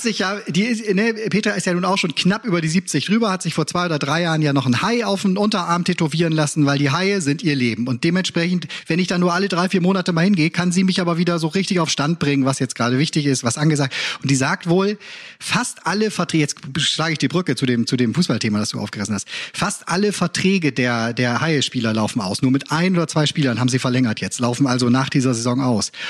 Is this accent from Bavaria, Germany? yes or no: no; Cologne, North Rhine-Westphalia, Germany; als Kölner